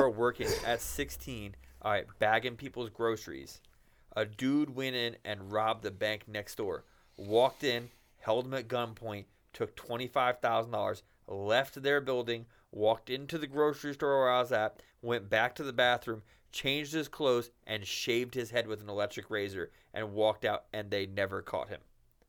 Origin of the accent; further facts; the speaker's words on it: New York, United States; moved away; I come from New York